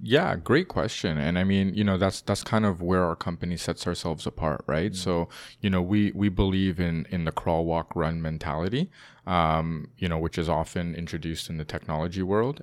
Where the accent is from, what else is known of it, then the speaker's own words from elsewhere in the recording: Toronto, Ontario, Canada; also born or lived in London, United Kingdom; Born and raised in Toronto.